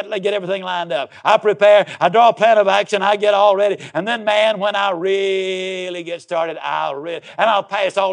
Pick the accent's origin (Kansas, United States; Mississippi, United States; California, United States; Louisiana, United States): Mississippi, United States; Yazoo City; I was raised down in Yazoo City, Mississippi.